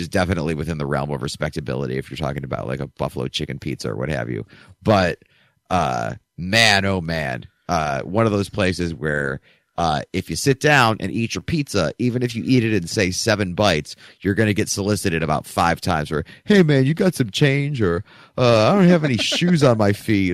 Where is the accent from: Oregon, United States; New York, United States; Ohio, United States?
Ohio, United States; Chardon; moved away as an adult; also born or lived in Michigan; now in Philadelphia, United States; my hometown of Chardon, Ohio